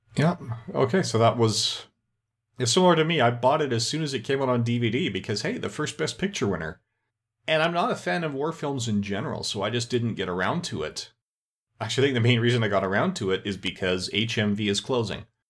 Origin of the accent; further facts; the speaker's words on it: Canada; I'm Canadian